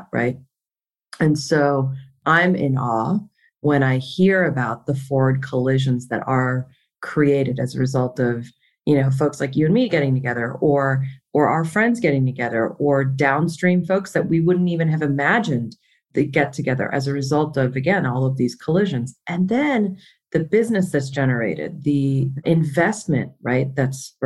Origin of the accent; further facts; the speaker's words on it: Miami, Florida, United States; first language Konkani; now in Las Vegas, United States; I hail from Miami. So I was born and raised there, but I'm ethnically Indian